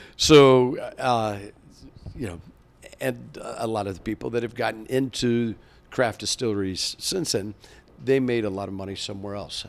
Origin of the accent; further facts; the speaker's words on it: Kentucky, United States; moved away; growing up in Kentucky